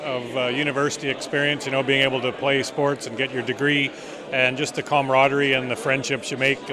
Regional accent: Portage la Prairie, Manitoba, Canada; Portage la Prairie, Manitoba.

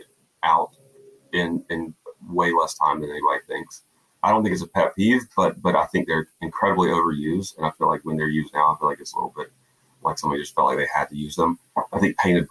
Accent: South Georgia, United States; I grew up in a small South Georgia town

